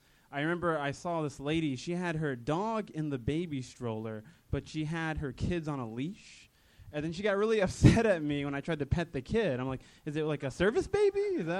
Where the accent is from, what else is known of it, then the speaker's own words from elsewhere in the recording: Sarasota, Florida, United States; moved away as an adult; now in Los Angeles, United States; I'm originally from Sarasota, Florida.